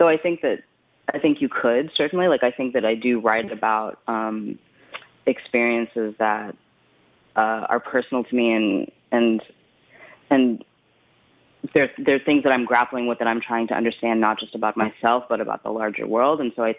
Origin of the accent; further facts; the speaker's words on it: Brooklyn, New York, United States; born there; I was born in Brooklyn, and it's my birth month, so I really like to be in Brooklyn during my birthday.